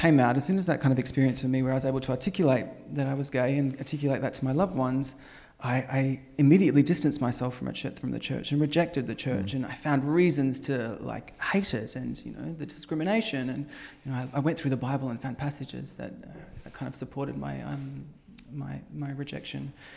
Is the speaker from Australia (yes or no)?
yes; Australia